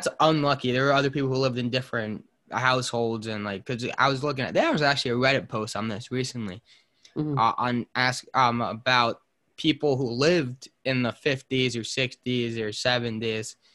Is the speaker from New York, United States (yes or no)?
yes; New York City, New York, United States; growing up on the Lower East Side or in Manhattan